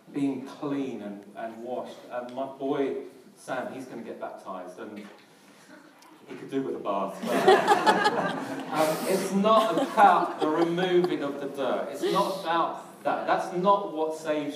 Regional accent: London, United Kingdom; accent: Cockney; a South Londoner

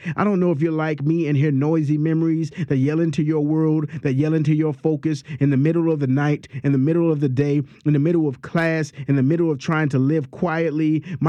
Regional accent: New Orleans, Louisiana, United States; also born or lived in Lower Ninth Ward; I'm from New Orleans. My parents is from New Orleans, and they parents were from New Orleans. And we ain't got a lot of money, but baby, we proud of being from here. I grew up in the Lower Ninth Ward.

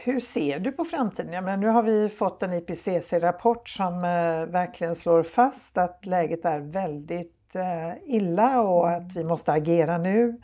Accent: Gothenburg, Västra Götaland, Sweden; för mig som göteborgare

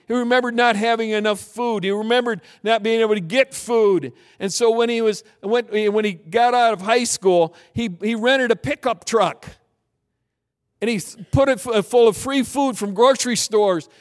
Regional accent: Michigan, United States; moved away; also born or lived in South Pacific / Southern California / Minneapolis; I grew up in Michigan

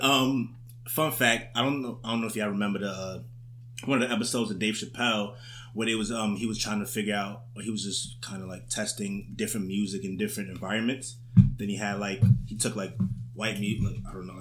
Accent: New York City, New York, United States; I was born and raised in Harlem

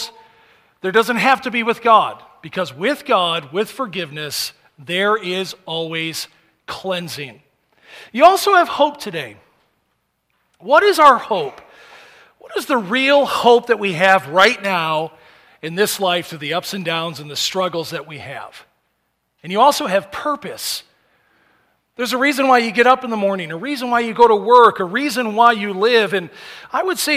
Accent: United States; as Americans

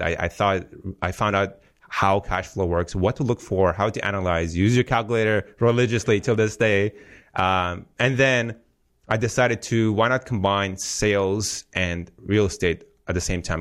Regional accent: Afghanistan; moved away; I come from Afghanistan, as you know, so war-torn country. So your typical immigr-, immigrant story

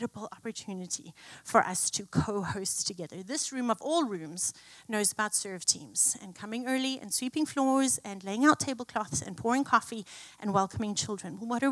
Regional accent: South Africa; moved away; I grew up in South Africa

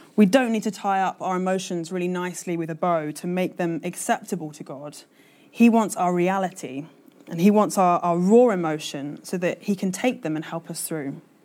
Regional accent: London, United Kingdom; now in Manchester, United Kingdom; I'm a Londoner through and through.

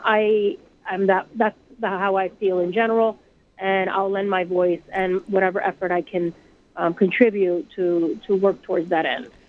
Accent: Puerto Rico; now in New York, United States; I grew up in Puerto Rico

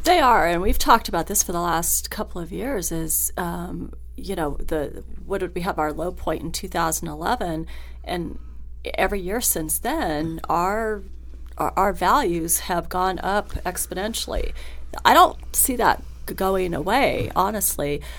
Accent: Hawthorne, Nevada, United States; also born or lived in Reno, Nevada; I grew up in Hawthorne, Nevada

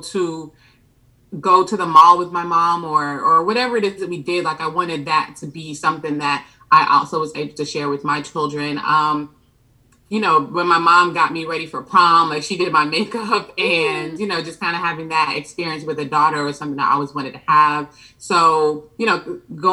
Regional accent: Atlanta, Georgia, United States; also born or lived in Brooklyn, New York / Jamaica (ancestry); I was originally born in Brooklyn, New York, but my parents moved to Atlanta when I was about 5 years old

